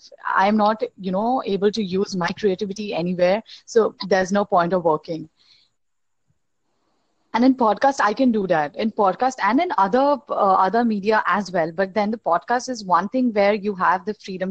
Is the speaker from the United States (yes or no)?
no; India; I'm from India